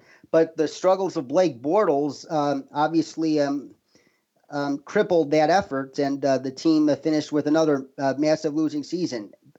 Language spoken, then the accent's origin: English; Chicago, Illinois, United States; my hometown, Chicago, the suburban Chicago, to be more exact.